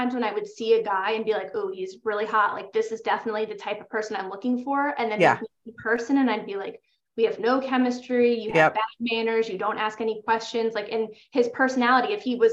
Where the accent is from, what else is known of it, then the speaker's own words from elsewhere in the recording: New York, United States; I'm from New York